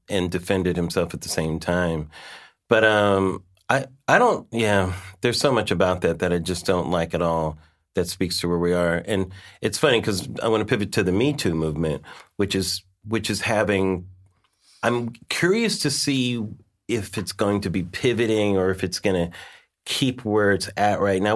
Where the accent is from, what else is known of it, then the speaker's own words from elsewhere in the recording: Los Angeles, California, United States; I'm from Los Angeles